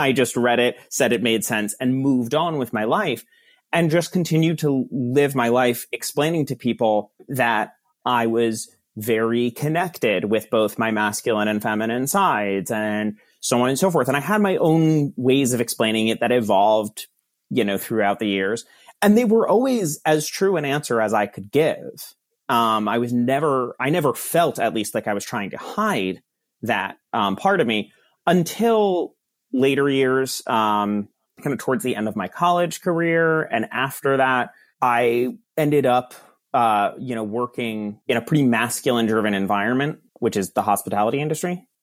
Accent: Verona, New Jersey, United States; I grew up in Verona, New Jersey

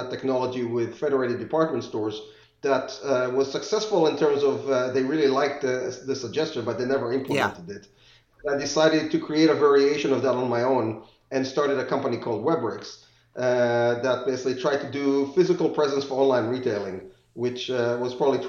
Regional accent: Israel; moved away as an adult; also born or lived in England; now in United States; So I grew up in Israel, spent some of my years in England, and then moved to the U.S. for grad school.

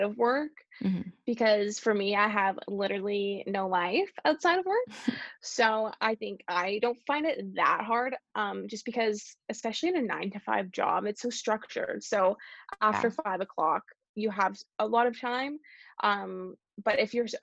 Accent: Canada; I'm so lucky to have been born here.

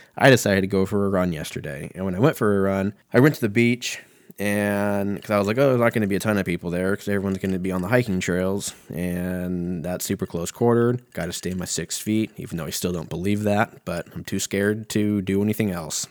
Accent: United States; I'm an American

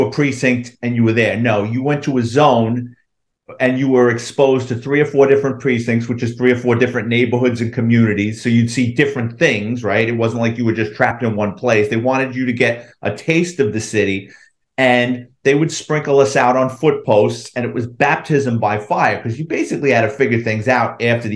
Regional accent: New York City, New York, United States; I grew up in the Bronx, lower middle class family

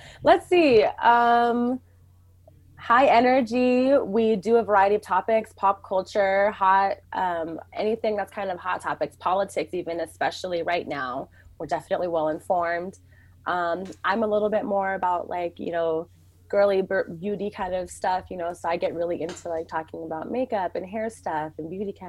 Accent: Mountlake Terrace, Washington, United States; who's going to know Mount Lake Terrace if you say that? I'm from Mount Lake Terrace.

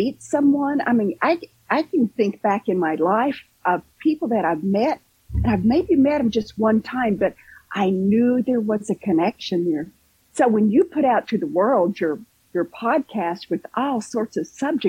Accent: Kentucky, United States; now in Southwest Florida, United States; I'm originally from Kentucky

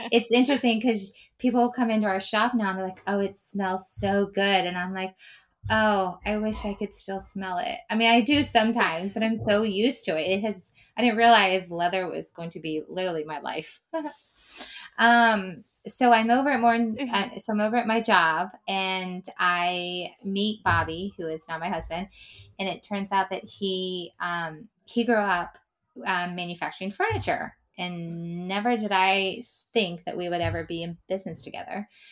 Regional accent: Pennsylvania, United States; I grew up in Pennsylvania

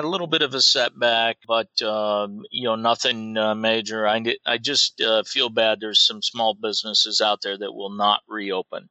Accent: Iowa, United States; I grew up in Iowa

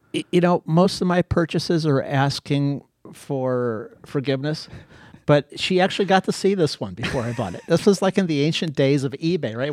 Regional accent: Akron, Ohio, United States; also born or lived in Greece; in elementary school, high school, on the wrong side of Akron

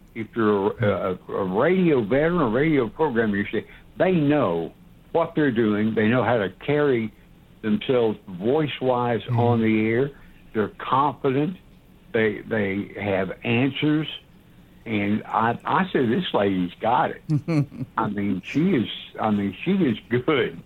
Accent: Knoxville, Tennessee, United States; also born or lived in Atlanta; I'm a Knoxville guy

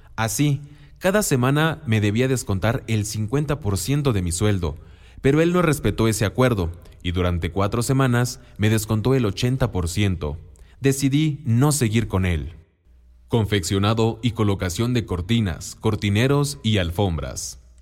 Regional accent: Oaxaca, Mexico; first language Mixtec; Spanish is a second language; moved away; Vengo del estado de Oaxaca y busco trabajo

